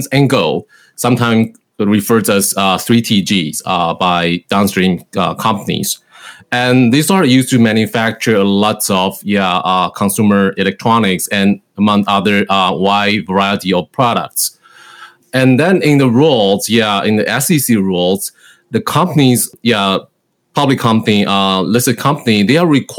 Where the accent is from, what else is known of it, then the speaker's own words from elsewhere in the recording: Taiwan; moved away as an adult; now in Cleveland, United States; I was originally from Taiwan